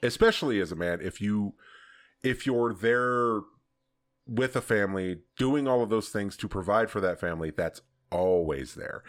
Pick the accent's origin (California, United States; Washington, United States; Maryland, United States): California, United States; Southern; also born or lived in Texas / Colorado; I was here at eighteen months